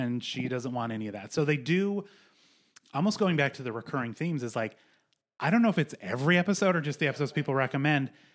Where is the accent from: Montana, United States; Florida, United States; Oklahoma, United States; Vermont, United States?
Montana, United States; I grew up in Montana